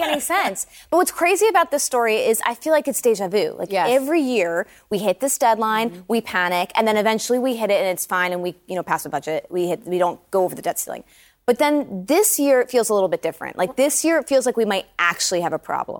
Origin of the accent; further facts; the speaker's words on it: New Jersey, United States; my home state of New Jersey